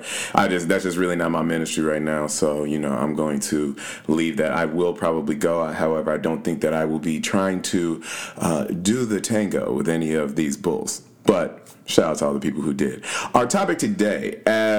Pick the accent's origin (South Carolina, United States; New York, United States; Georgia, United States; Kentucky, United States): Kentucky, United States; Louisville; moved away; I grew up in Louisville and went to school there.